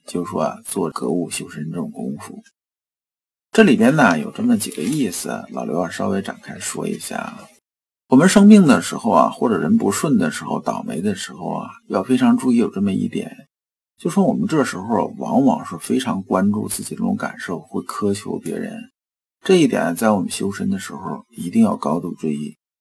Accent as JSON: {"language": "Chinese", "country": "China", "said": "我们中国人"}